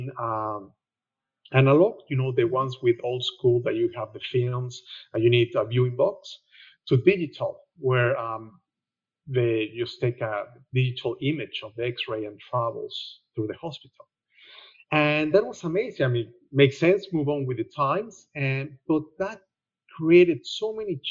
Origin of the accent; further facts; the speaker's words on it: Mexico; moved away as an adult; now in Australia; I'm Mexican. That will explain a lot of things, including my accent